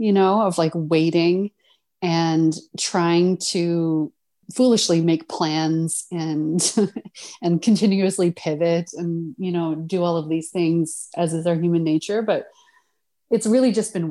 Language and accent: English; Corner Brook, Newfoundland and Labrador, Canada; moved away as an adult; also born or lived in London, Ontario; I'm from Newfoundland, from Corner Brook on the West Coast. I mean, I think Newfoundlanders always call Newfoundland home, even though sadly I've lived away from Newfoundland longer than I live there at this point